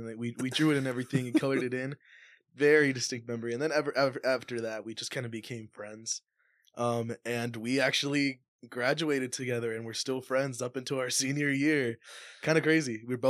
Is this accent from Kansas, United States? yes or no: yes; Kansas, United States; For sure, and especially where we grew up. I mean, we grew up in Giuseppe. Kansas, where like 70% of the population there is